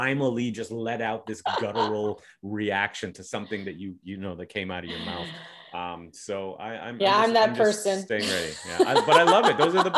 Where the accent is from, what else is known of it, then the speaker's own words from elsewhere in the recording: Toronto, Ontario, Canada; growing up in Toronto, I and this is before I started traveling, because I didn't really start traveling until I started doing comedy.